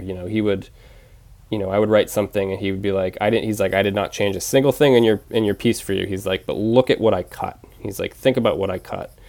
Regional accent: Penobscot Nation, Maine, United States; also born or lived in Bridgeport, Connecticut; when people ask me where I grew up, I say the Penobscot Nation because that just feels like home

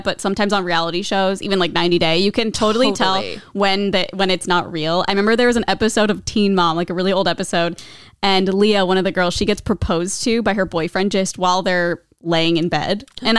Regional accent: Midwest, United States; I'm from the Midwest.

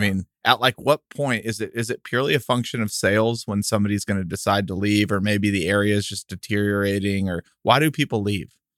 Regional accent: El Paso, Texas, United States; we're from El Paso, and that was, like, close to Coronado High School, and that's where we grew up going

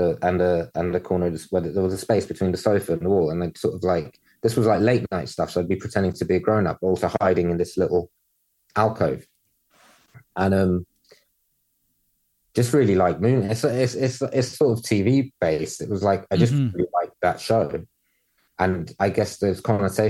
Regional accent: London, United Kingdom; growing up in London

